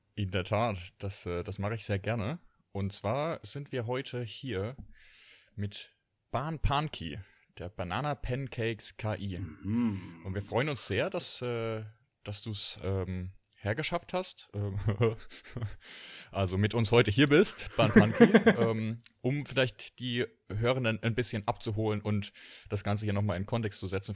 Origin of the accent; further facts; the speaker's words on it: Rhineland-Palatinate, Germany; Pfälzer Bub